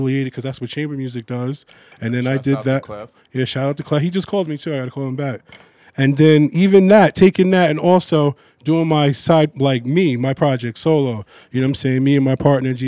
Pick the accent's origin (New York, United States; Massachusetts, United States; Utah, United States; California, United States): New York, United States; Huntington; moved away as an adult; also born or lived in Jamaica, Queens, New York / Brooklyn, New York; I was born in Long Island, Huntington